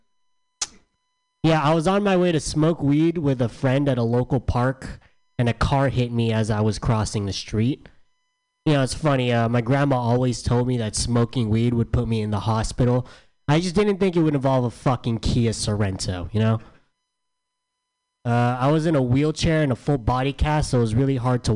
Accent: San Diego, California, United States; I'm from San Diego.

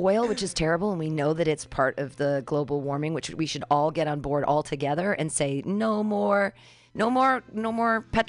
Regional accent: California, United States; I'm such a Californian.

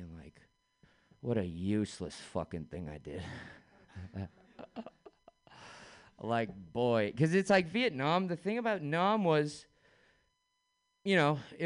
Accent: San Francisco, California, United States; I grew up in San Francisco

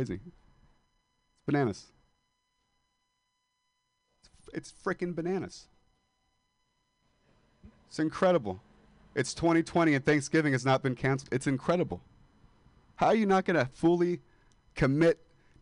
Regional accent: Modesto, California, United States; moved away as an adult

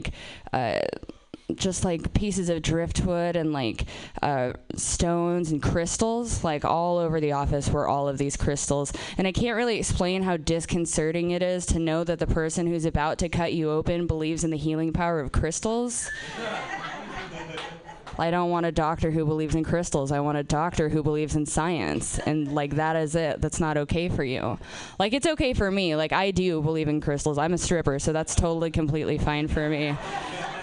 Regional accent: Portland, Oregon, United States; I'm from Portland. I'm from Portland, Oregon.

